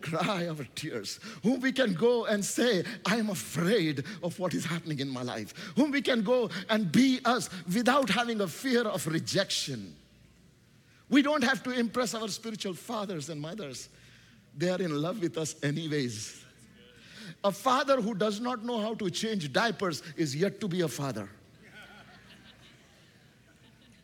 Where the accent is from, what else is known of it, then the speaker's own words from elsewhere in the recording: India; English is a second language; English is not my first language. Do you know, I come from a nation called India